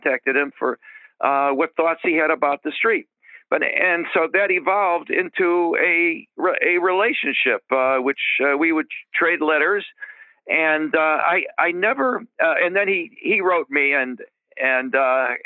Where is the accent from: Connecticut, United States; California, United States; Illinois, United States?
Illinois, United States; Chicago; moved away as an adult; I growing up in Chicago